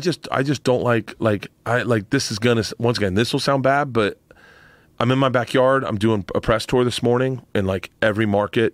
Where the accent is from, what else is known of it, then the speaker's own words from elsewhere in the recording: Florida, United States; I grew up in Florida.